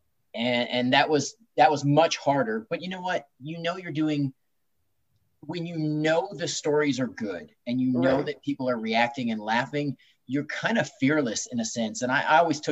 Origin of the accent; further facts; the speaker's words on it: Long Beach, California, United States; I grew up in Long Beach and I was born in Long Beach and grew up in that area.